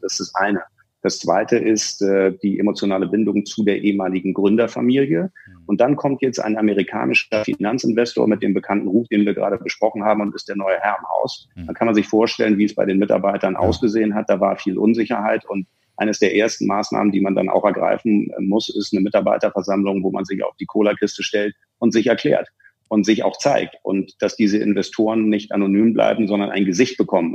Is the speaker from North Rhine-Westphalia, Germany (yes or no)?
no; Hamburg, Germany; now in Munich, Germany; eigentlich bin ich ja Hamburger und müsste da irgendwo bei euch in der Ecke sitzen, lebe aber seit 97 schon in München